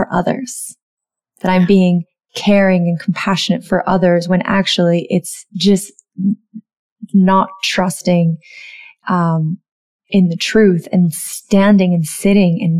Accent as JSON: {"language": "English", "region": "the South", "country": "United States", "tie": "born or raised there", "said": "growing up in the South as a white woman, I was taught to be pleasing"}